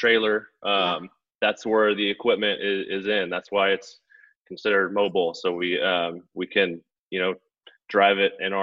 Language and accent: English; Lodi, California, United States; moved away as an adult; also born or lived in Stockton, California / Portland, Oregon / West Linn, Oregon / Corvallis, Oregon; I was born and raised in Lodi, just right down the road